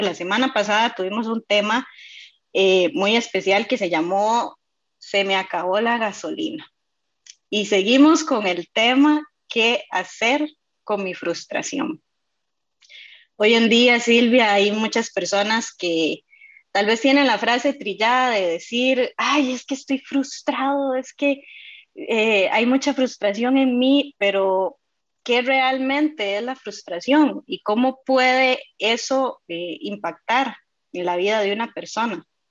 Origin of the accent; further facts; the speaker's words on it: Costa Rica; tengo nueve años ya en la fraternidad y soy de Costa Rica